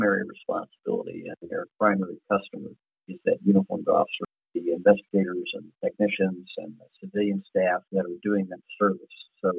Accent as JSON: {"language": "English", "region": "central Missouri", "country": "United States", "tie": "born or raised there", "said": "My best buddy in high school in our small community, about 15,000 in central Missouri"}